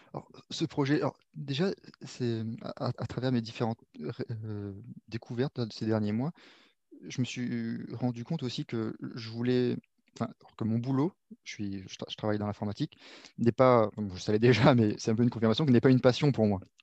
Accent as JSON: {"language": "French", "country": "Réunion", "tie": "born or raised there", "also_born_or_lived": "Paris region, France", "moved": "yes", "said": "j'ai grandi à La Réunion, mais je suis né en région parisienne jusqu'à mes 6 ans, j'y étais"}